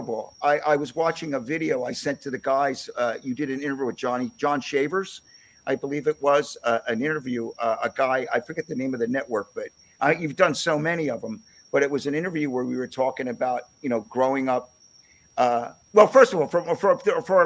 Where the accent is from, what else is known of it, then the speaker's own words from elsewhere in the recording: Levittown, Pennsylvania, United States; I grew up in Levittown, PA